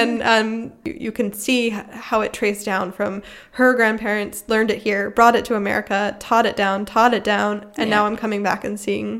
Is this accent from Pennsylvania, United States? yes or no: yes; Philadelphia, Pennsylvania, United States; moved away as an adult; now in Germany; I'm from Philadelphia, which has a lot of Irish immigrants. Oh. And my mom's side of the family is mostly Irish, and they came over around that time, I believe.